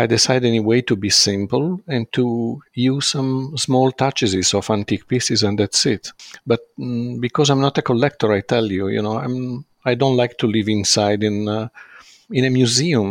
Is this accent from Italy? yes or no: yes; Brianza, outside Milan, Lombardy, Italy; English is a second language; I grew up before in Milano and before the primary school. I moved out of Milano because my family, they decide to live outside of Milano